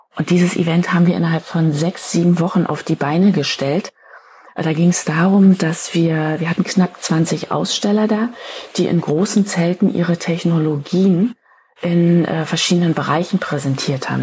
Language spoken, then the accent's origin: German; Berlin, Germany; Ich bin Berlinerin